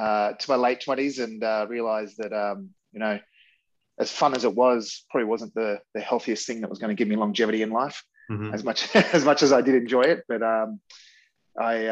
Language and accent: English; Canberra, Australian Capital Territory, Australia; moved away as an adult; also born or lived in Melbourne; now in Torquay, Australia; I actually grew up in Canberra, and I moved to Melbourne when I was 19